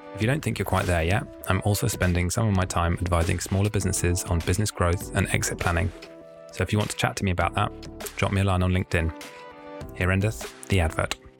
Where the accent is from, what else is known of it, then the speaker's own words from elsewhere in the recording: Norwich, East of England, United Kingdom; my hometown of Norwich